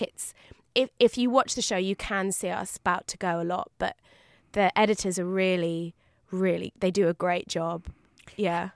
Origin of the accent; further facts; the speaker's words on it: London, United Kingdom; I'm a Londoner